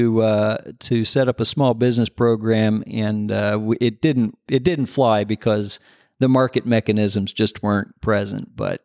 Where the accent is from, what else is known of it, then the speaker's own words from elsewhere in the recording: Michigan, United States; also born or lived in Indiana; I grew up in, I was born in Michigan. We moved around a bit when I was a kid, ended up back in Michigan, lived in northern Indiana and southern Michigan.